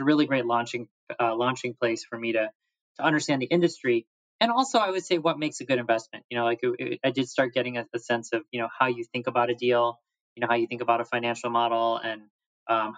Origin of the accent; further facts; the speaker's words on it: Wheaton, Illinois, United States; I was not a Christian growing up in Wheaton, Illinois.